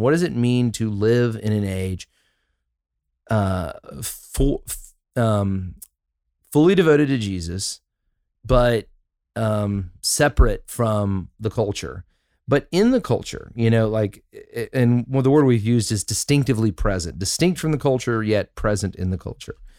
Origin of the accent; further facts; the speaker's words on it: Huntsville, Alabama, United States; I, I grew up in Southeast Huntsville